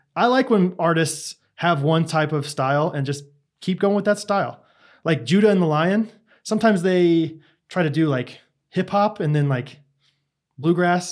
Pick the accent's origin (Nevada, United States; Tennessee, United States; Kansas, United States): Kansas, United States; I'm literally in the middle of the United States